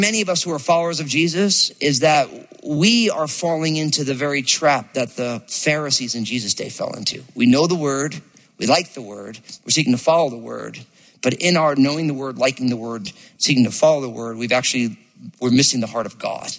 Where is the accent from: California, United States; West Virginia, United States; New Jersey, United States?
New Jersey, United States; I grew up in New Jersey